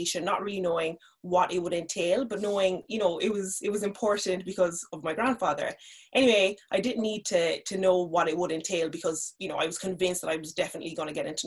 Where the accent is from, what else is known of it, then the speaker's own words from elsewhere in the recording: Cork, Munster, Ireland; also born or lived in Nigeria; I grew up in Cork. I'm originally from Nigeria.